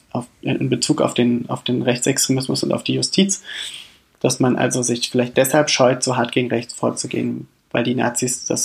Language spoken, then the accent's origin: German; Weimar, Thuringia, Germany; vielleicht ganz kurz Weimar ist äh, meine Heimatstadt und Weimar ist aber auch immer die Lieblingsstadt Adolf Hitlers gewesen.